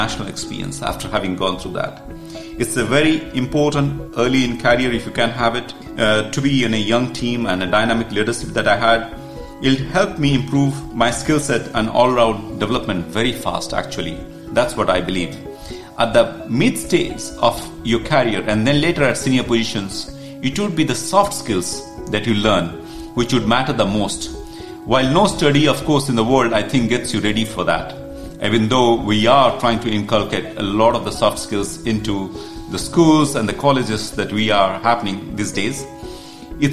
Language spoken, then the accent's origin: English; India; moved away as an adult; also born or lived in Kuwait; my home country of India.